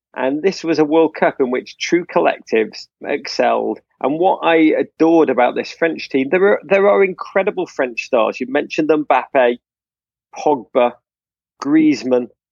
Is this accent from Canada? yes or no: no; England, United Kingdom; now in United States; I'm American now, let's be honest, but, like, the last vestiges of my Englishness still cling on to me